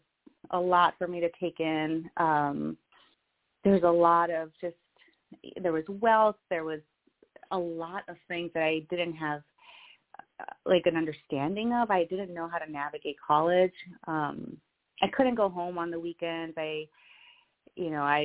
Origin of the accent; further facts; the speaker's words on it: just outside El Paso, Texas, United States; now in New York City, United States; I grew up just outside El Paso, Texas